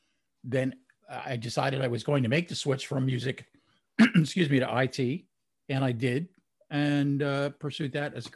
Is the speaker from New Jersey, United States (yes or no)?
yes; New Jersey, United States; But I grew up in New Jersey, just outside of New York City. I used to be able to walk across the George Washington Bridge into Manhattan